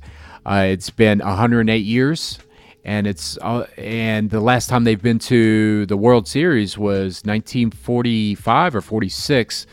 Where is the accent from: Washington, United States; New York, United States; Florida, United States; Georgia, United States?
Florida, United States; Jacksonville; now in Chicago, United States; I'm from Jacksonville